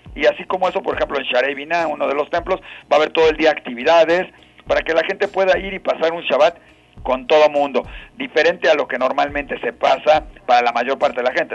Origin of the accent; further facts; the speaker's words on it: Mexico; como buenos mexicanos que somos